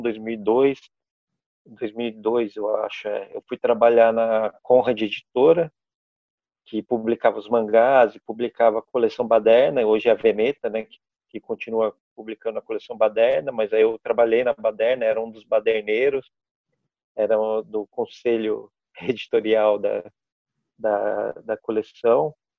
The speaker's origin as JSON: {"language": "Portuguese", "town": "Pouso Alegre", "region": "Minas Gerais", "country": "Brazil", "tie": "born or raised there", "also_born_or_lived": "Santo André / São Paulo", "said": "eu sou de Pouso Alegre. Na, eu, na, na, verdade, eu nasci em Santo André, mas eu fui vim na minha pré-adolescência para Pouso Alegre, e morei aqui até a, o terceiro colegial."}